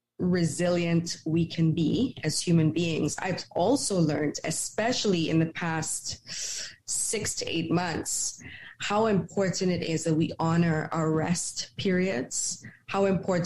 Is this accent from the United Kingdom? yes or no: no; Trinidad & Tobago; I grew up in Trinidad and Tobago